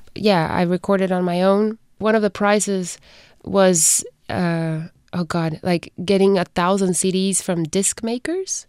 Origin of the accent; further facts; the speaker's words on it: Guatemala; moved away; I was born in Guatemala, raised there